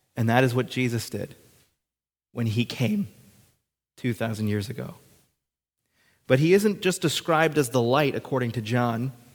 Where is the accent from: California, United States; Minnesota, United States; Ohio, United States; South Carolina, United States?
Minnesota, United States; Hibbing; I was born on June twenty-fifth, nineteen ninety-two, in Hibbing, Minnesota, at the hospital there.